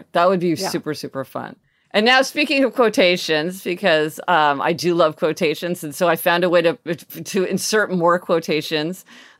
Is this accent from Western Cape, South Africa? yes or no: no; Soweto, Gauteng, South Africa; Growing up in Soweto, our dream was to put another room on our house.